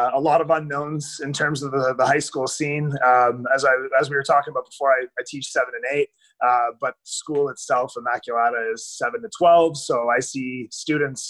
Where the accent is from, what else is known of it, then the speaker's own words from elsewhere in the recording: Ottawa, Ontario, Canada; Definitely born and raised in Ottawa